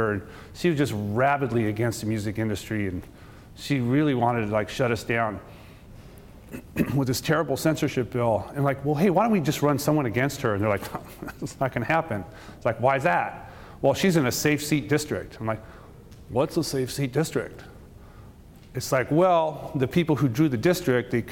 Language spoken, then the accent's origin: English; Seattle, Washington, United States; I'm from Seattle